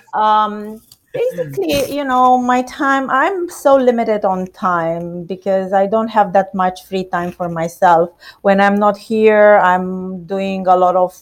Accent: Romania; now in United States; I'm Romanian.

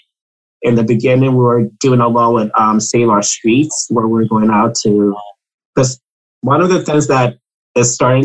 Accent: Ghana; I'm from Ghana

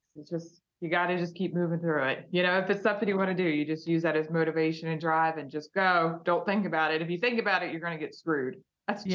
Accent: West Virginia, United States; growing up in West Virginia when you're five

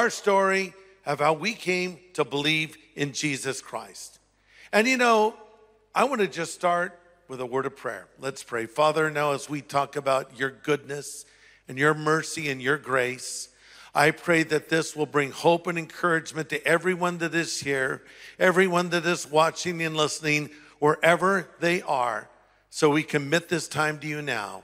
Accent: United States; I'm an American

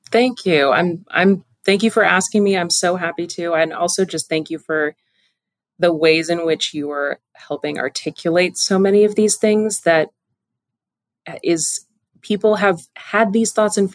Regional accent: Pacific Northwest, United States; Also, again, growing up in the Pacific Northwest, get outside.

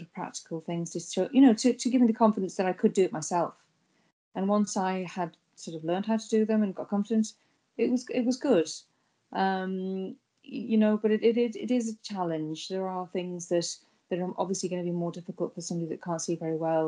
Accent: United Kingdom; moved away as an adult; now in Ireland; So I'm from Britain originally, from the UK, and I was born with a visual impairment

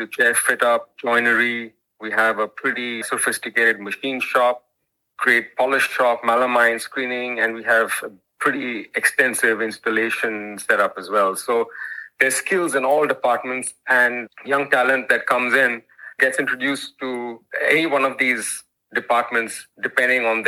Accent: India; moved away as an adult; also born or lived in United States; now in Australia; I grew up in India as a poor academic student

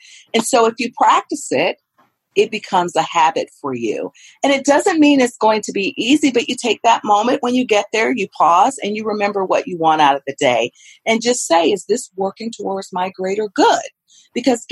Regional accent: the South, United States; moved away; I am from the South, and we make something called cornbread dressing

